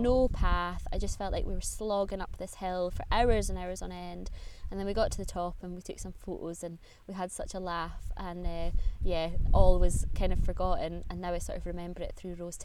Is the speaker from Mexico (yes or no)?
no; Aberdeenshire, Scotland, United Kingdom; moved away as an adult; also born or lived in Aviemore; now in Edinburgh, United Kingdom; I grew up in Aberdeenshire, which is the northeast of Scotland